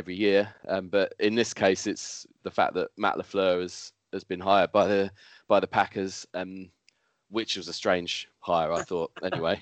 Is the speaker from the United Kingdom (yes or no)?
yes; United Kingdom